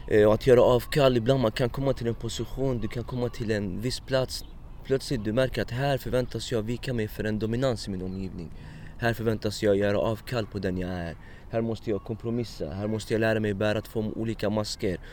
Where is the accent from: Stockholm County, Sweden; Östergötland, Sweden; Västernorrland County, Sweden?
Stockholm County, Sweden; Stockholm; also born or lived in Iraq / Egypt / Morocco; min uppväxt i Husby här